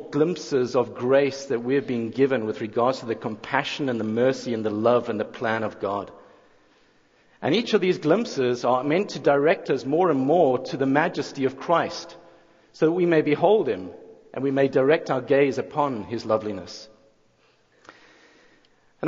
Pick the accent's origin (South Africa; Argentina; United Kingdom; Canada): South Africa; moved away as an adult; now in Jackson, United States; I'm not originally from around these parts. I think it's the accent that gives it away. But I'm from South Africa